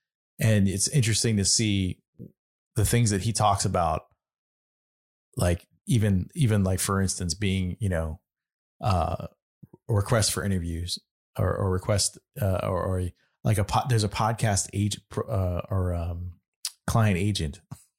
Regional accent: Michigan, United States; accent: North Michigan; I'm from the North Michigan accent.

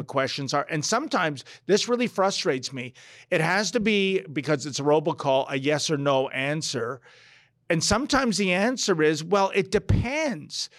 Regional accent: Toronto, Ontario, Canada; also born or lived in Newfoundland; "Where are you from?" And I would say, "Toronto."

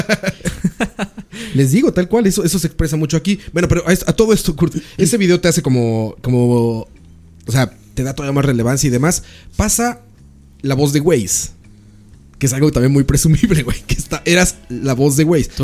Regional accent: Mexico; now in Costa Rica; Yo me creía nacionalista como mexicano

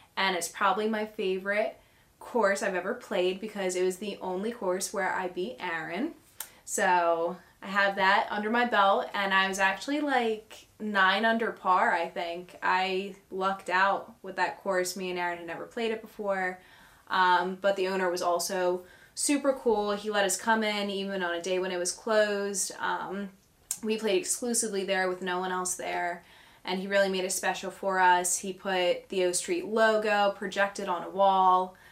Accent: Ocean City, New Jersey, United States; also born or lived in Linwood, New Jersey; I grew up in Ocean City, New Jersey.

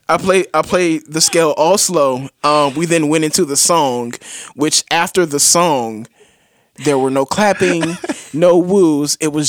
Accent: Virginia, United States; also born or lived in Richmond; I'm from Virginia. I grew up or I spent some time in Richmond.

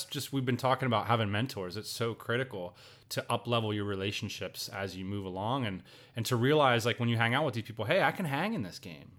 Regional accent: Pennsylvania, United States; I grew up in Central Pennsylvania, man.

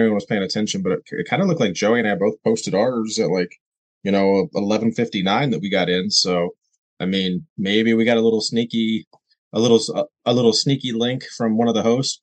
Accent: United States; I am from America. I'm American.

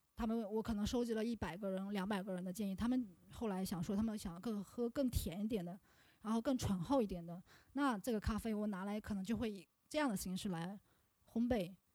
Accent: Yuncheng, Shanxi, China; now in Chengdu, China; 我是山西人，我跟丁睿还算是老乡，对吧？我们都是山西运城的

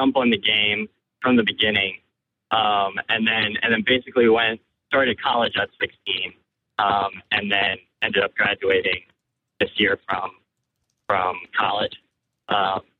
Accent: Virginia, United States; I'm from Virginia

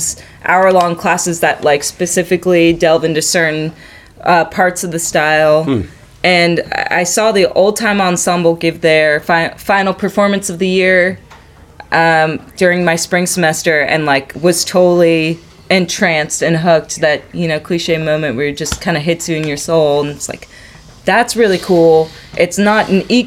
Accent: Southern California, United States; moved away as an adult; also born or lived in Boston; I grew up in Southern California

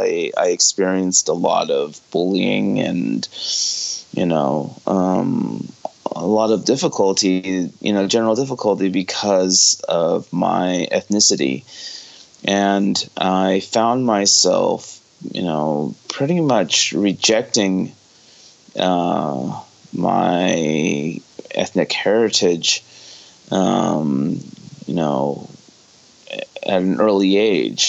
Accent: Fresno, California, United States; moved away as an adult; also born or lived in San Luis Obispo, California / Monterey Park, California; now in Los Angeles, United States; I grew up in Fresno, California

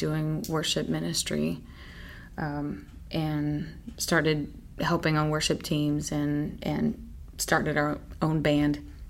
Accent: Greensboro, North Carolina, United States; also born or lived in England / San Antonio, United States; I'm originally from Greensboro, North Carolina, but I was a military brat and moved all over the place, up and down the East Coast, and even lived in England for 3 years as a teenager.

